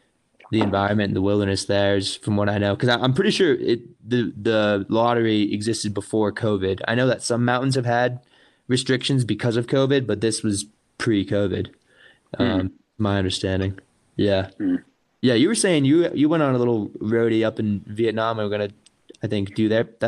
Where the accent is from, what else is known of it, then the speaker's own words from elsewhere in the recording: New England, United States; now in Los Angeles, United States; I really like sort of like foresty mountains, coming in like growing up in New England.